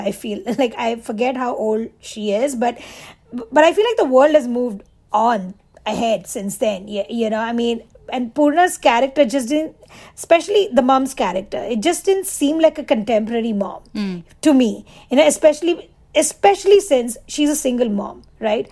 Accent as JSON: {"language": "English", "town": "Mumbai", "region": "Maharashtra", "country": "India", "tie": "born or raised there", "moved": "as an adult", "said": "I wasn't raised in the US. I was, like I said, I was raised in Mumbai"}